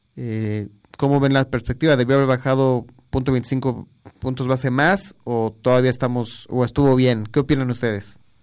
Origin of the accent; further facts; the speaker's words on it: Mexico; tenemos que unirnos como mexicanos todos